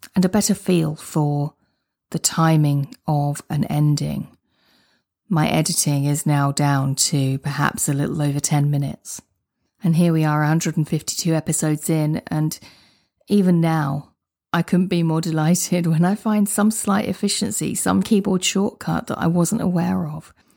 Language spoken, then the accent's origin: English; United Kingdom; I'm a Brit. I say garage, not garage.